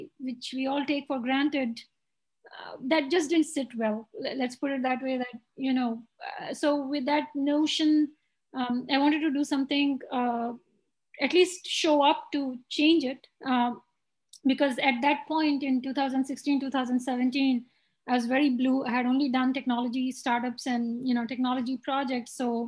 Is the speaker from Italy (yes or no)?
no; India; moved away as an adult; now in United States; when I was growing up in India